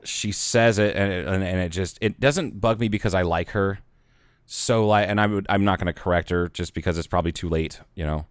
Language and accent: English; Southern Midwest, United States; also born or lived in Northwest Arizona; now in Arizona, United States; but it's like Southern Midwest, 'cause I'm not from the Upper Midwest